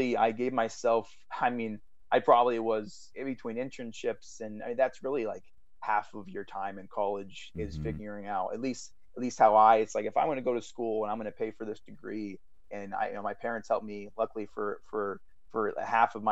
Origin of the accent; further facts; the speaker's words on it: West Coast, United States; moved away as an adult; now in New York, United States; it was 400 people in my hometown. We had one traffic light